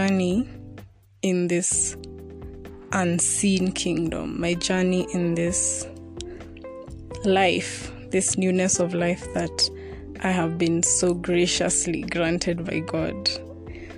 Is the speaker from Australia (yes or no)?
no; Kenya; I'm from Kenya, and I am 23